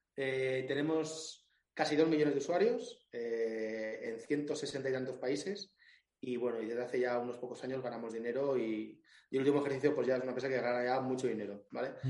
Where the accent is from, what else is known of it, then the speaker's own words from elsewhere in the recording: Alicante, Valencian Community, Spain; yo soy de Alicante